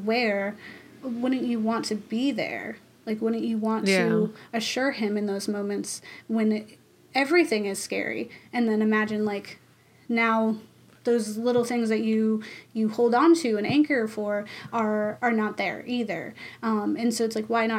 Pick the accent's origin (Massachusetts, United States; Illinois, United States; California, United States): Massachusetts, United States; we're from Massachusetts. We love Dunkin' Donuts.